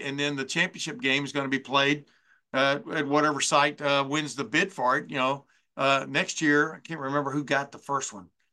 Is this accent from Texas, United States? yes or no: yes; Lufkin, Texas, United States; my hometown, uh, Lufkin, Texas.